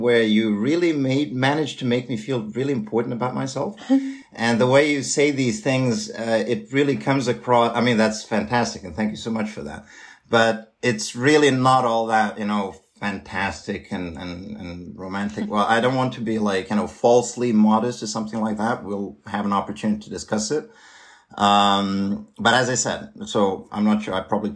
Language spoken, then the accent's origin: English; Serbia; moved away as an adult; now in Switzerland; I'm studying and working and living currently in Switzerland, but I come from Serbia.